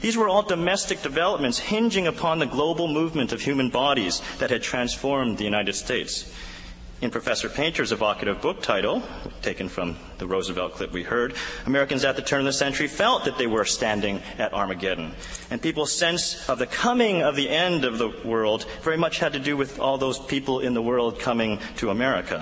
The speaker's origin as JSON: {"language": "English", "country": "Canada", "said": "I'm Canadian"}